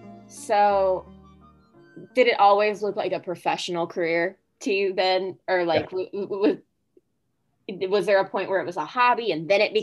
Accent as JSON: {"language": "English", "area": "Oldham County", "region": "Kentucky", "country": "United States", "tie": "born or raised there", "said": "growing up even in Louisville, but I grew up in Oldham County, so there was like less."}